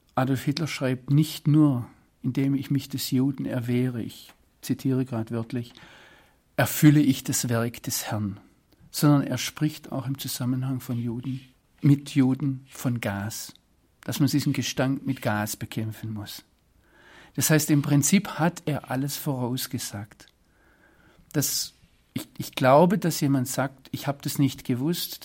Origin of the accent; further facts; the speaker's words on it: Swabia, Germany; moved away as an adult; now in Israel; als Schwabe